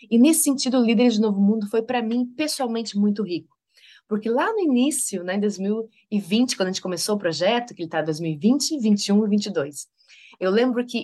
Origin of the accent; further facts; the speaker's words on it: Rio Grande do Sul, Brazil; born there; also born or lived in Maranhão / Bahia / Rio de Janeiro; now in Santa Catarina, Brazil; Nasci no Rio Grande do Sul, morei no Maranhão, morei na Bahia, morei no Rio de Janeiro, agora moro em Santa Catarina e Daqui a pouco tempo estarei morando em São Paulo